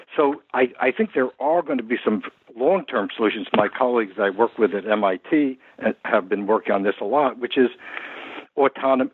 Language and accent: English; New York, United States; as you can tell from my accent, this is my hometown.